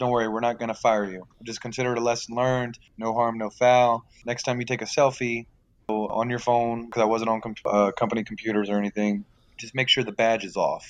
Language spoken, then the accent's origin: English; South Louisiana, United States; I'm from South Louisiana